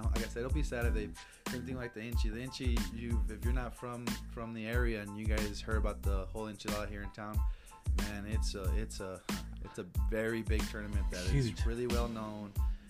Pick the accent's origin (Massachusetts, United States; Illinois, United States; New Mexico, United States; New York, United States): New Mexico, United States; Las Cruces; I cannot play in my hometown. That's ridiculous. I cannot play in Cruces.